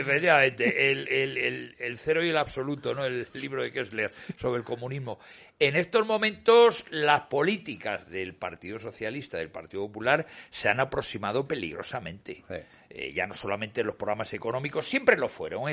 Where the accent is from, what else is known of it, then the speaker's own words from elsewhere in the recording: Cantabria, Spain; presidente de mi tierra